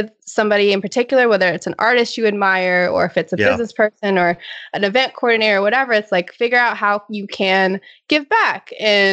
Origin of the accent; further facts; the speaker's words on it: Virginia, United States; moved away as an adult; also born or lived in Pittsburgh / Boston; now in San Diego, United States; we're both from Virginia